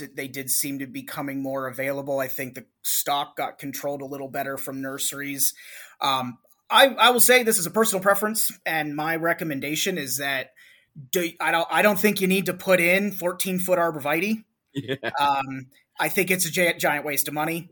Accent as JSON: {"language": "English", "town": "Cleveland", "region": "Ohio", "country": "United States", "tie": "born or raised there", "said": "I'm from the Northeast Ohio, Cleveland area"}